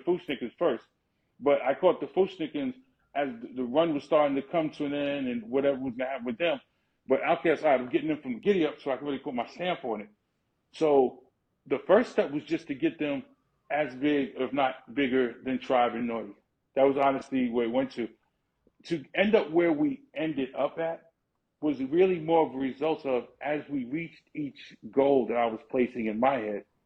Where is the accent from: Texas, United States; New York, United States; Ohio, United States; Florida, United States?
New York, United States; New York City; I'm literally born and raised in the Bronx. I grew up on Cedric Avenue.